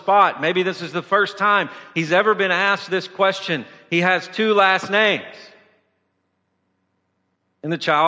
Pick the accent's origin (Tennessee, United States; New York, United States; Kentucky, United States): Tennessee, United States; Lewisburg; growing up in Lewisburg, Tennessee